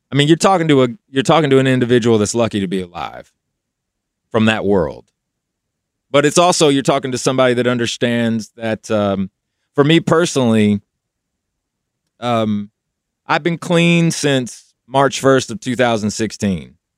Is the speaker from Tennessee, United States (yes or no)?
yes; Knoxville, Tennessee, United States; moved away as an adult; I was in Knoxville when I got signed, so we did all the work in Kno, so I was still home